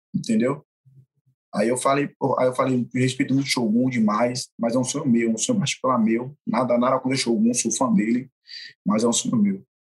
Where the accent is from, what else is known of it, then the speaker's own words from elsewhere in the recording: Brazil; Eu sou brasileiro, sou, não sou do contra, sou brasileiro